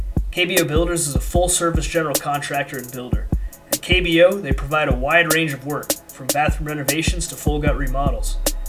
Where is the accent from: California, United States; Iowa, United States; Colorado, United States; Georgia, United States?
Colorado, United States; …, myself, grew up in Colorado, like ….